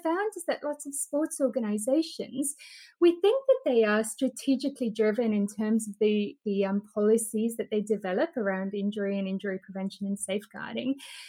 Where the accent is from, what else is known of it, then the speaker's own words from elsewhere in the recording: South Africa; also born or lived in Australia; So I'm South African and I went over to Australia to go and do my PhD research there.